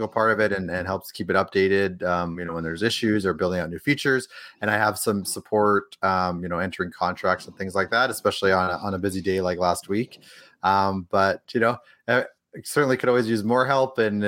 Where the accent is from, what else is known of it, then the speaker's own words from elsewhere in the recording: Edmonton, Alberta, Canada; now in Los Angeles, United States; No, I'm from Edmonton originally, grew up there, spent most of my time in Edmonton. I moved out to L.A. Several years ago, so that's where I'm based now.